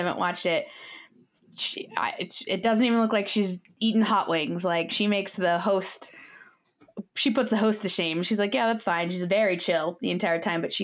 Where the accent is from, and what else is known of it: Youngstown, Ohio, United States; born or raised there